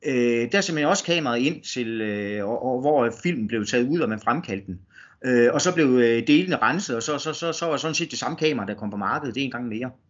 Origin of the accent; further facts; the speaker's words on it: West Jutland, Denmark; de så opdager, at jeg kommer fra Vestjylland. Øh, de, de tænker ikke på, at, at, at, at der findes noget uden for Storkøbenhavn.